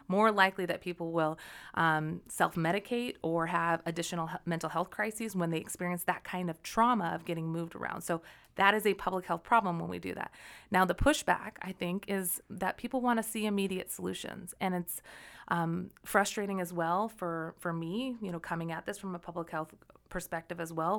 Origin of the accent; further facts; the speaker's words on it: Olympia, Washington, United States; also born or lived in Denver; I grew up actually in the South end of Puget Sound in Olympia